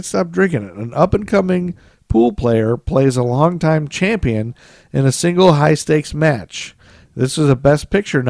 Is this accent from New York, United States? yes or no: no; Toledo, Ohio, United States; Yeah, he's from Toledo, and I'm from Toledo.